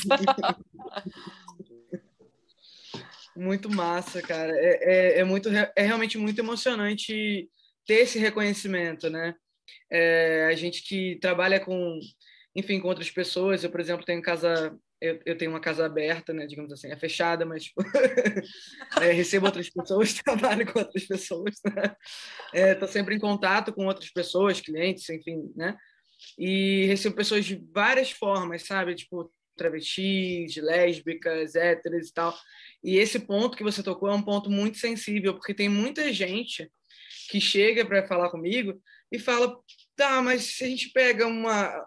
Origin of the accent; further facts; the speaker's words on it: Brazil; enquanto brasileira